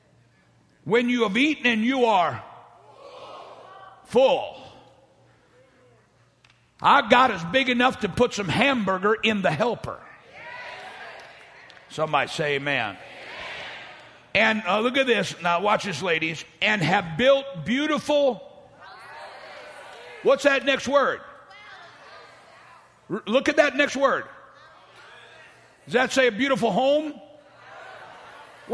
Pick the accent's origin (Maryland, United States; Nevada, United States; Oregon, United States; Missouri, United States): Missouri, United States; St. Louis; now in Dallas, United States; I grew up in South St. Louis